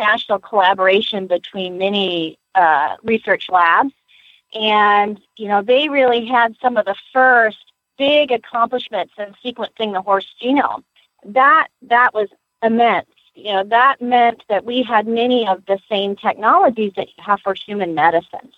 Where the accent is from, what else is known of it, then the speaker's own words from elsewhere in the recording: Lexington, Kentucky, United States; now in Gainesville, United States; I was born in Lexington